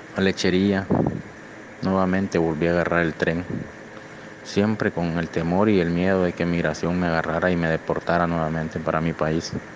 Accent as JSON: {"language": "Spanish", "country": "Honduras", "moved": "as an adult", "lives_now": "Monterrey, Mexico", "said": "Yo soy de Honduras"}